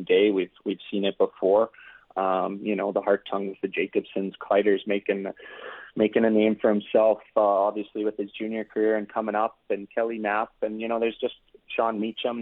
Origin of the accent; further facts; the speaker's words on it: Regina, Saskatchewan, Canada; I'm born and raised in Regina and I've spent my whole life here